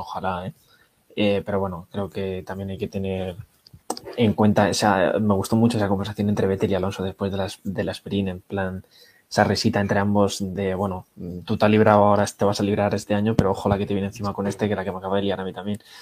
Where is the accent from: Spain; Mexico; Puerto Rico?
Spain